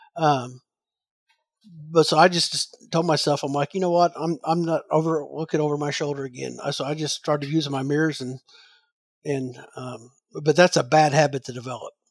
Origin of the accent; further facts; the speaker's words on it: Southern Illinois, United States; moved away as an adult; growing up in Southern Illinois